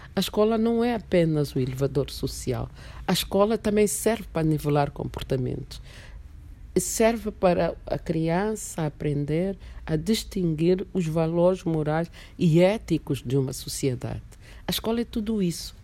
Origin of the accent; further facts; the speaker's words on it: Angola; also born or lived in Mozambique; eu já saí de Angola com umas ideias panafricanistas